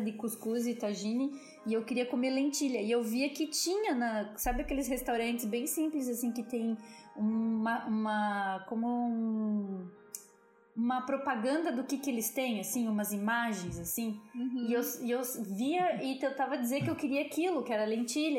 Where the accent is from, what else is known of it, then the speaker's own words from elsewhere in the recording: Brazil; a gente é brasileiro